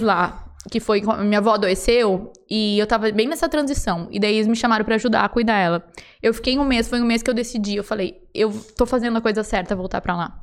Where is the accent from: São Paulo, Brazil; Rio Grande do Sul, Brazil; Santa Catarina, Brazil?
Rio Grande do Sul, Brazil; moved away as an adult; Eu sou gaúcha, tenho 33 anos